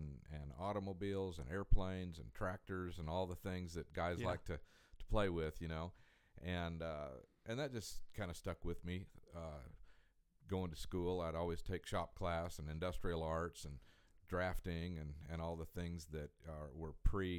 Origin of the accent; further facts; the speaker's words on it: Colorado Springs, Colorado, United States; moved away as an adult; also born or lived in Fayetteville, Arkansas; I grew up in Colorado Springs, Colorado.